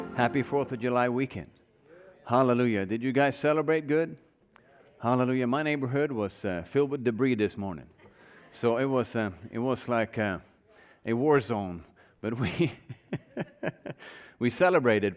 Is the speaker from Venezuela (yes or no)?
no; Norway; now in United States; I grew up in Norway. I don't know if all of you know that, but I grew up there.